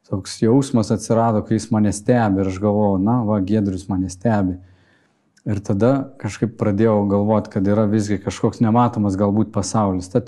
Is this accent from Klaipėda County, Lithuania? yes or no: yes; Kretinga, Klaipėda County, Lithuania; Aš užaugau Kretingoje